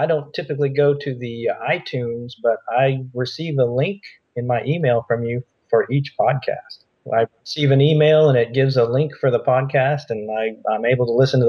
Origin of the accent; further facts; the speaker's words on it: Florida, United States; also born or lived in Middleburg, Florida; And then came back to Florida once I was done traveling, but moved a little bit further north. So I spent most of my life here in Florida.